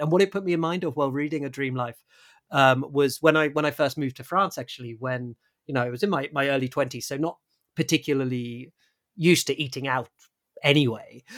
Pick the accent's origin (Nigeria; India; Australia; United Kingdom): United Kingdom; as a British person